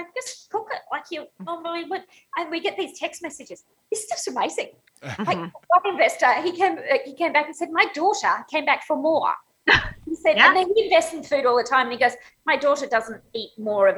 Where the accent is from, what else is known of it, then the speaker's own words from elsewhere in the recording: Australia; moved away as an adult; now in Chicago, United States; I'm Australian